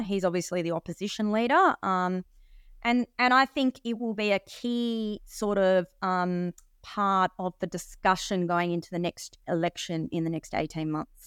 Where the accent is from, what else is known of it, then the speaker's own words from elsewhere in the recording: Sydney, New South Wales, Australia; now in Perth, Australia; I was actually born in Australia